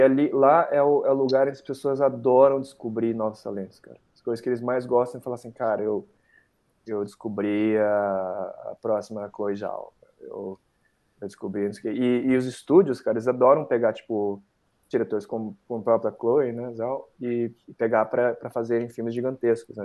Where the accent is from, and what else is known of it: Brazil